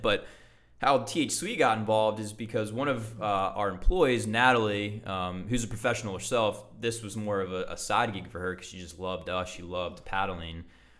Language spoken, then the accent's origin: English; Hawaii, United States; So it's like a suit and tie and I came from Hawaii. I've been on the beach my whole life.